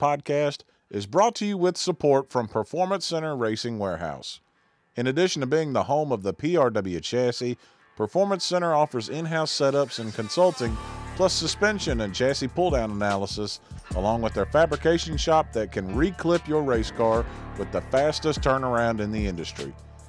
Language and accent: English; Burlington, North Carolina, United States; my hometown of Burlington, North Carolina